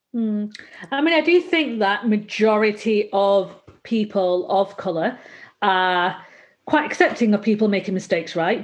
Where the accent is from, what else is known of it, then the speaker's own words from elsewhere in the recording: Bolton, North West England, United Kingdom; I'm from Bolton in, in North in Northern England